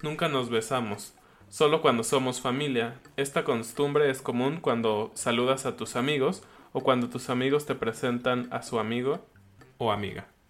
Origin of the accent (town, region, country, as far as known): Mexico